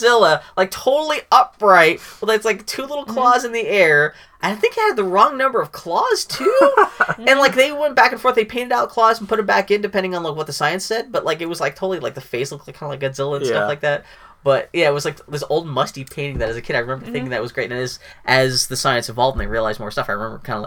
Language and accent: English; Pittsburgh, Pennsylvania, United States; when I was a kid growing up in the Carnegie, in Pittsburgh